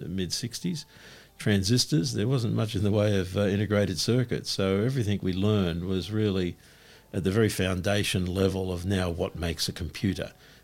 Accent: Sydney, New South Wales, Australia; I grew up in Paddington

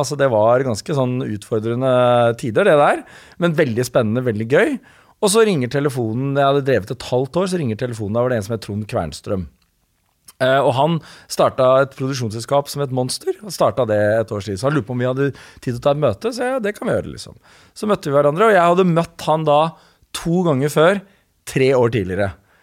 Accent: Slemmestad, Akershus, Norway; Min pappa og jeg er fra Slemmestad

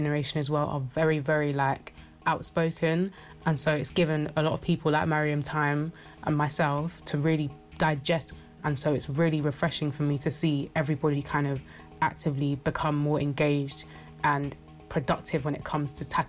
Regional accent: London, United Kingdom; we're from Brent.

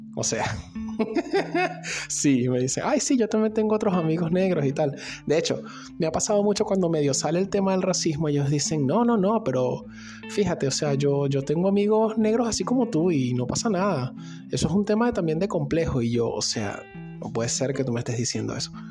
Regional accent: Venezuela; now in Argentina

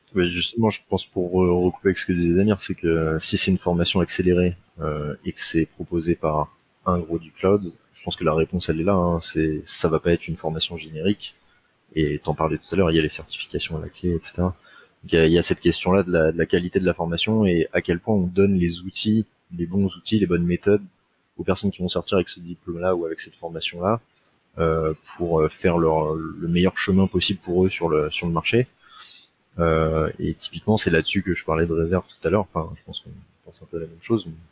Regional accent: Seine-Saint-Denis, Île-de-France, France; je viens de Seine-Saint-Denis

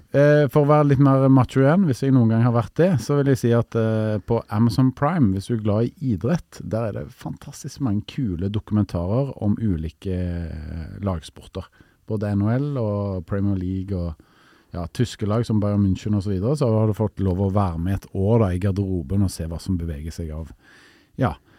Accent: Stavanger, Rogaland, Norway; moved away; min hjemby Stavanger

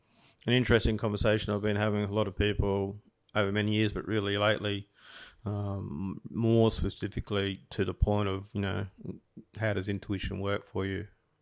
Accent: Byron Bay, New South Wales, Australia; You know, I grew up in Byron Bay for a couple of years as a kid, and I saw all that, you know, the hippies and all that sort of stuff.

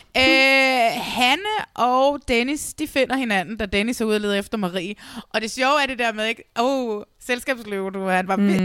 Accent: Næstved, Zealand, Denmark; jeg er fra Næstved, og Vordingborg er den lille by, der ligger lige under Næstved

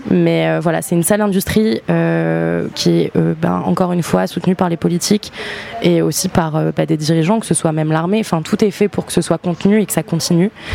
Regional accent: New Caledonia; moved away; J'ai grandi en Nouvelle-Calédonie

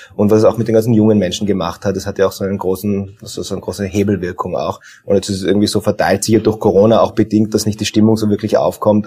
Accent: Tyrol, Austria; now in Vienna, Austria; ich bin ja gebürtiger ähm, gebürtiger Tiroler

